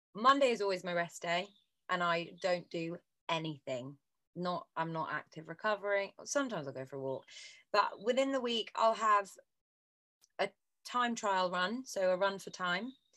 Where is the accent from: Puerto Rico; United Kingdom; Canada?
United Kingdom; Bristol, South West England; moved away as an adult; now in London, United Kingdom; we grew up together in Bristol